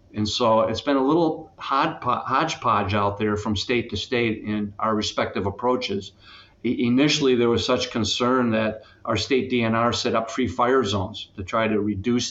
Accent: La Crosse, Wisconsin, United States; I was born and raised in western Wisconsin

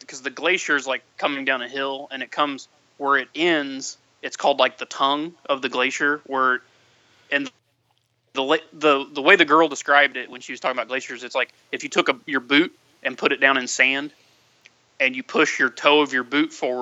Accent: United States; we're from the States

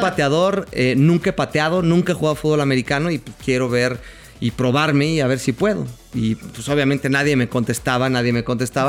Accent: Mexico; nosotros los mexicanos

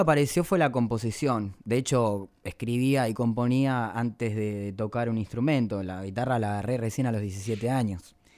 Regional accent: El Mojón, Santiago del Estero, Argentina; moved away; Mi tierra, de mi pago, el pago, el mojón departamento Pelegrín, Santiago del Estero. Me gusta recalcarlo porque es un pueblo de 4.000 habitantes.

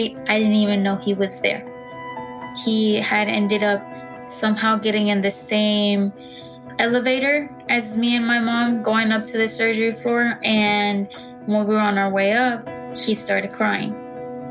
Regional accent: Dallas, Texas, United States; I'm from Dallas, Texas

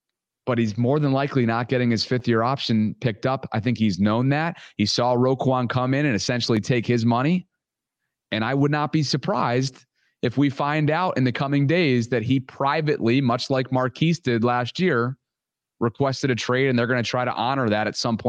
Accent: Albany, New York, United States; moved away; the Albany Empire, which is an indoor arena football team in my hometown of upstate New York.

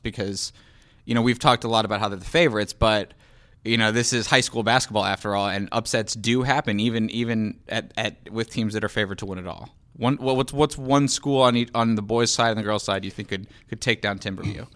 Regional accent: Charlotte, North Carolina, United States; moved away; I grew up in Charlotte, North Carolina.

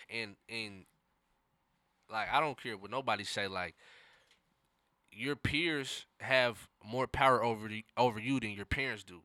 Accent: Seattle, Washington, United States; I grew up in the city, so I grew up in the central district

